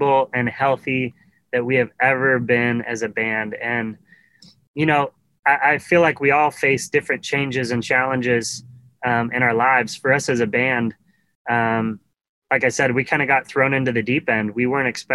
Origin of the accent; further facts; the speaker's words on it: Carson City, Nevada, United States; moved away as an adult; now in Nashville, United States; Carson City, Nevada was my hometown